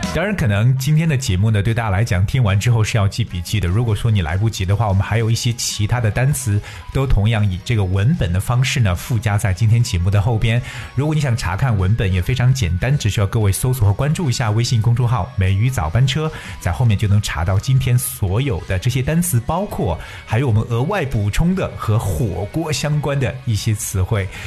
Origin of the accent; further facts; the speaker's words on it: China; 我们中国人一旦聚在一起呢，少不了的就是各种各样的大吃大喝